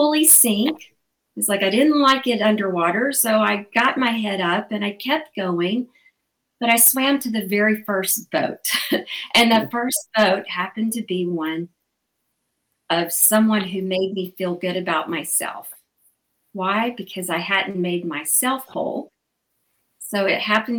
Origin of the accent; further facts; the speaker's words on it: Alabama, United States; moved away; I'm from Alabama originally, the Bible Belt in the southern states